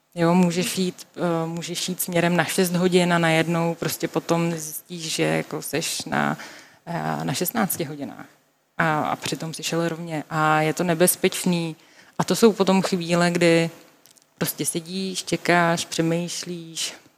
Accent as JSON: {"language": "Czech", "country": "Czechia"}